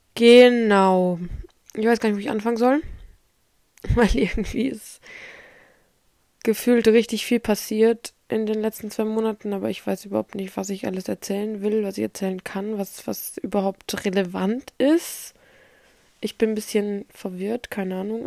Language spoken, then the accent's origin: German; Erlangen, Bavaria, Germany; bei uns in Erlangen